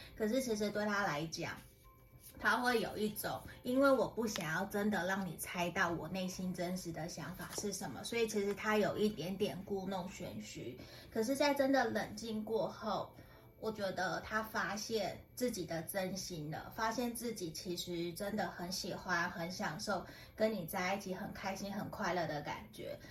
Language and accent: Chinese; Tainan, Taiwan; now in Taoyuan, Taiwan; 其实有些人知道我是台南的，那不过我搬回 ，我搬到桃园北部其实十几年了